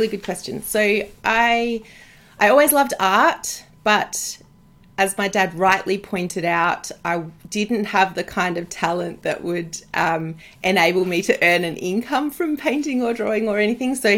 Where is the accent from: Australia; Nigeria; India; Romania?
Australia; also born or lived in Bright, Victoria; I was born in Australia, lived here all my life, got rellies in Holland, but, you know, I am definitely an Aussie.